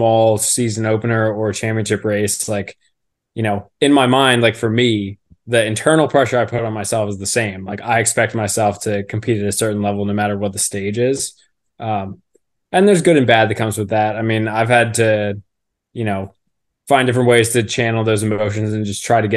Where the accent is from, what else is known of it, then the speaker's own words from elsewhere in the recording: Philadelphia, Pennsylvania, United States; moved away as an adult; also born or lived in Villanova; now in Baltimore, United States; I'm from the Philadelphia area